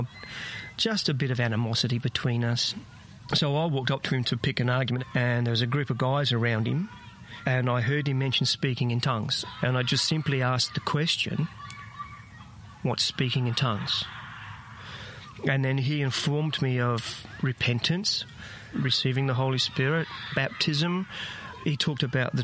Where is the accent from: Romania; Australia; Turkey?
Australia; Whyalla, South Australia; also born or lived in England; now in Canberra, Australia; I did most of my growing up in South Australia, Woomera and Whyalla.